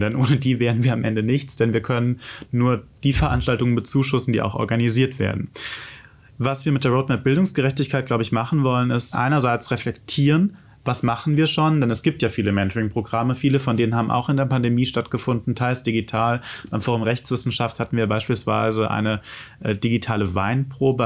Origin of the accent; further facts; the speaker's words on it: Germany; in Mainz, Wiesbaden, wo ich herkomme